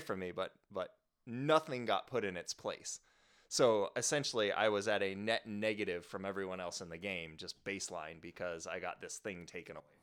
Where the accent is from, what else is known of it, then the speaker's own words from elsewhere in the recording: United States; speaking as an American